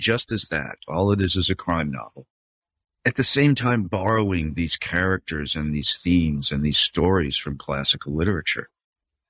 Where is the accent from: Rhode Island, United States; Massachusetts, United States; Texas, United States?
Rhode Island, United States; also born or lived in California; my little town where I grew up in Rhode Island